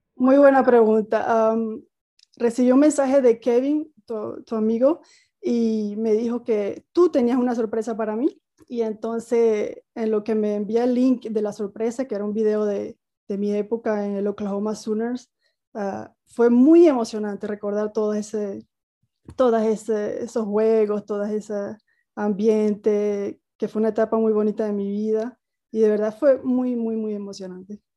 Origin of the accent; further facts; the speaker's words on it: El Salado, Nueva Esparta, Venezuela; moved away as an adult; also born or lived in United States / Switzerland; la, cancha del Salado, de donde soy